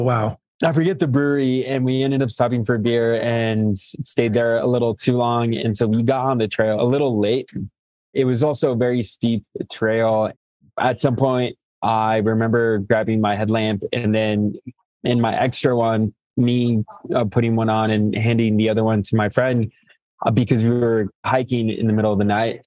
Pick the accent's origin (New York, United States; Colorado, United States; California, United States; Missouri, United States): Colorado, United States; Fort Morgan; also born or lived in Mexico / Greeley, Colorado; I'm originally from Mexico and came to the states and documented and grew up in northern Colorado, in Fort Morgan, uh, northeast plains of Colorado